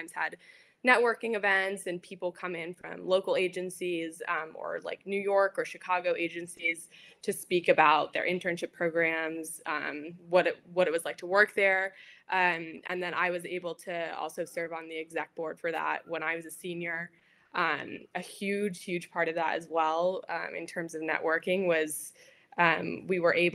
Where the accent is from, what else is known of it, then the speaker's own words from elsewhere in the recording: Australia; moved away; I'm originally from Australia